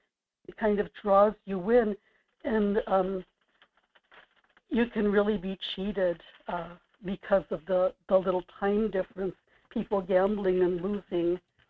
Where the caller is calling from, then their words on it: Kodiak, Alaska, United States; in Kodiak.